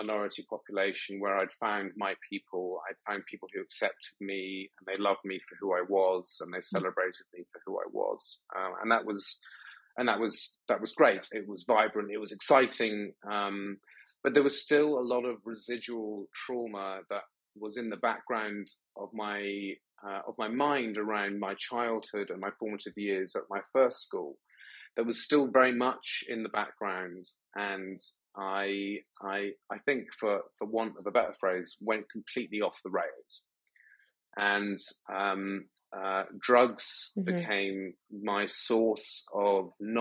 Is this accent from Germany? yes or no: no; United Kingdom; moved away; also born or lived in Thailand; being British